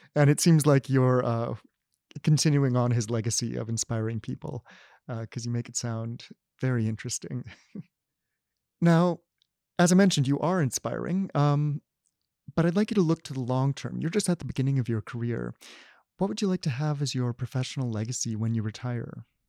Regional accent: Canada; as a Canadian, uh, growing up, I al-, always think of Canada

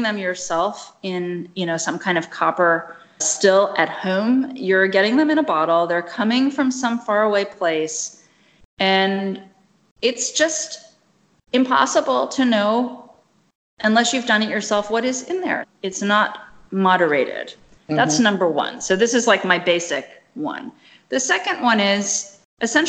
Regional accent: Kinshasa, DR Congo; moved away; it was not growing in Kinshasa when I was there

